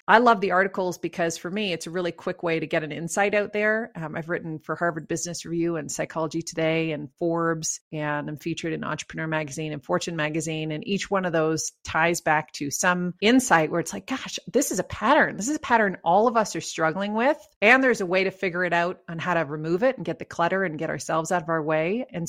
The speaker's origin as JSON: {"language": "English", "country": "Canada", "accent": "Canadian", "lives_now": "Colorado, United States", "said": "So I live in Colorado, which is a beautiful state with mountains, and we came here from Canada. So you might hear some Canadian tones in my..."}